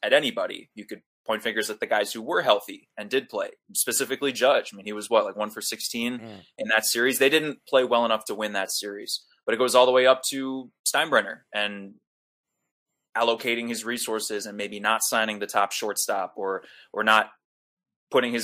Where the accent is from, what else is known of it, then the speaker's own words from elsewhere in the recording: New York City, New York, United States; I grew up in Manhattan, a Yankee fan